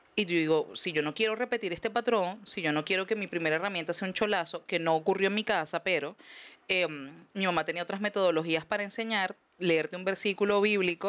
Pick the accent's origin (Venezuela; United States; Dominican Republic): Venezuela; moved away as an adult